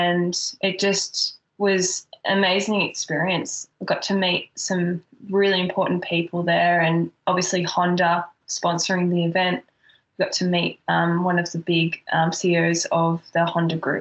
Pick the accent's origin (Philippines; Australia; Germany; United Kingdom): Australia; moved away as an adult; also born or lived in Florida, United States; being Australian